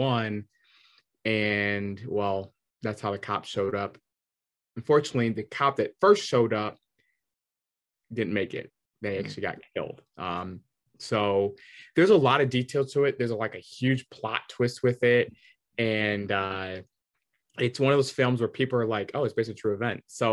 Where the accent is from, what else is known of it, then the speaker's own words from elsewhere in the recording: Michigan, United States; I grew up in Michigan